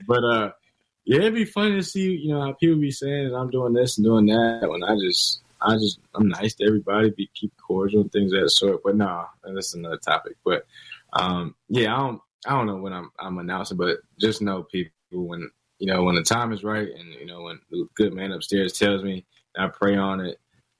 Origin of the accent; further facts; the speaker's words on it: Georgia, United States; also born or lived in North Carolina; now in Charlotte, United States; I still claim that I'm from Georgia